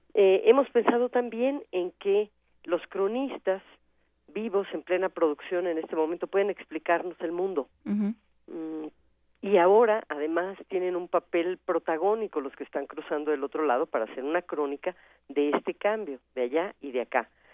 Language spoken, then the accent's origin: Spanish; Mexico; aquello que nos vuelve únicos como mexicanos